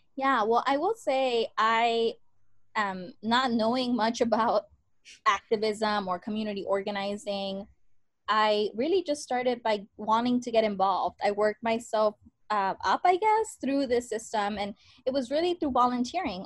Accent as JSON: {"language": "English", "town": "San Antonio", "region": "Texas", "country": "United States", "tie": "born or raised there", "said": "I'm born and raised in San Antonio, Texas, in the South Side"}